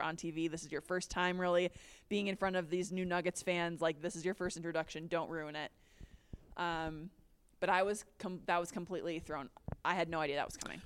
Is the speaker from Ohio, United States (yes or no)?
no; Minnesota, United States; moved away as an adult; also born or lived in Chicago / Florence, Italy; now in Denver, United States; I'm from Minnesota, so going home would be awesome